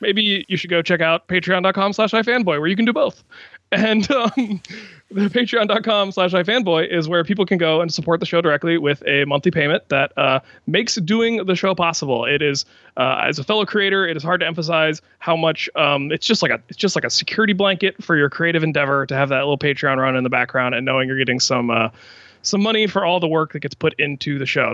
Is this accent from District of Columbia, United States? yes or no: yes; Washington, District of Columbia, United States; my hometown of Washington, D C